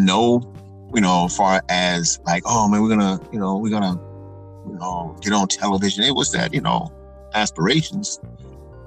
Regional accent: Fresno, California, United States; now in Las Vegas, United States; I'm from Fresno, California, originally. Live in Las Vegas now

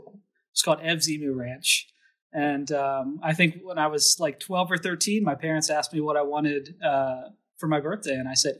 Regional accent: Emmitsburg, Maryland, United States; also born or lived in Pennsylvania; So I grew up in Maryland, in a town called Emmitsburg, which is right below the Mason-Dixon line. So I was actually, I was born in Pennsylvania, for example. And I grew up on a dairy farm

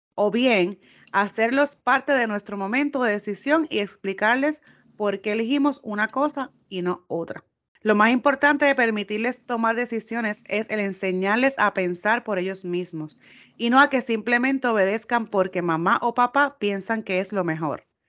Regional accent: Puerto Rico; nosotros somos de Puerto Rico

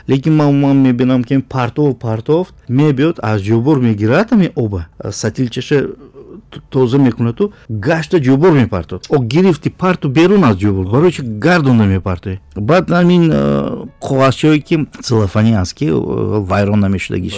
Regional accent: outside Konibodom, near the Uzbekistan border, Sughd, Tajikistan; moved away; also born or lived in Dushanbe; ман берун аз конибодом дар сарҳади ӯзбекистон таваллуд шудам

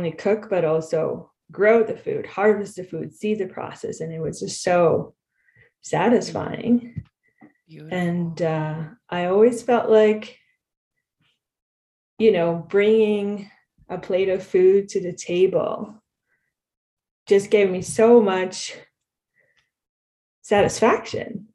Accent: Israel; moved away as an adult; now in Canada; I grew up in Israel

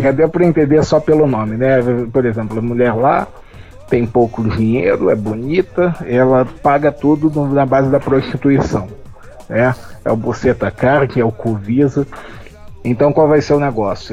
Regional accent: Rio de Janeiro, Brazil; moved away as an adult; now in Paraná, Brazil; Eu venho do Rio de Janeiro e moro no Paraná

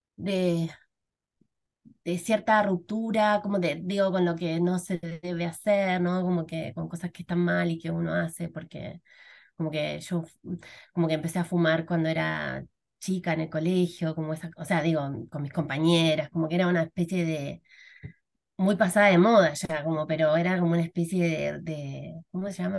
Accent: Argentina; moved away as an adult; now in Chile; soy argentina

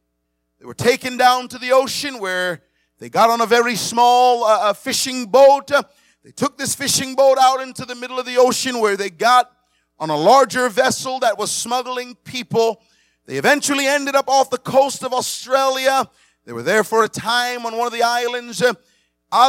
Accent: Miami, Florida, United States; also born or lived in Montego Bay, Jamaica; I was reminded of when I was growing up in Miami. I was born in Montego Bay, Jamaica. I came to America at the age of 11 in 1987. I moved to Miami at that time.

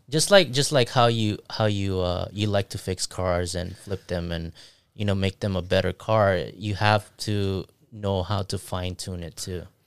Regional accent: Philippines; moved away; I grew up in Philippines

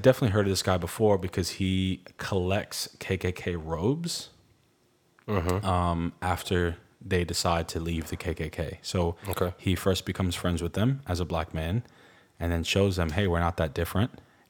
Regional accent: Brooklyn, New York, United States; Yeah, as Latino in the States, you're lumped in with the Black youth, as you just said. And I went to predominantly Black schools.

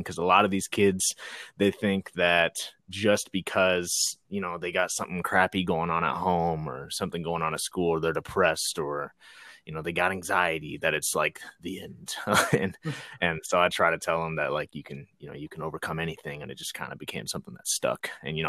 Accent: Norwalk, Iowa, United States; I'm from Norwalk

